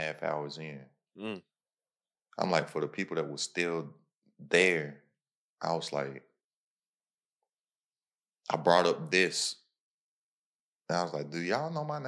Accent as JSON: {"language": "English", "region": "Kentucky", "country": "United States", "moved": "yes", "lives_now": "Texas, United States", "said": "I'm from Kentucky and live in Texas."}